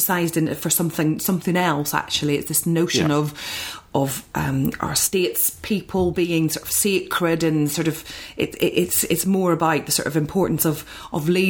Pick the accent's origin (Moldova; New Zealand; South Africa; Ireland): Ireland; being Irish